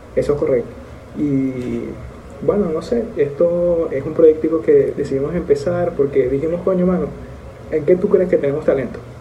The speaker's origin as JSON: {"language": "Spanish", "town": "Maracaibo", "region": "Zulia", "country": "Venezuela", "moved": "yes", "lives_now": "Dominican Republic", "said": "venezolanos, los dos, maracuchos de hecho"}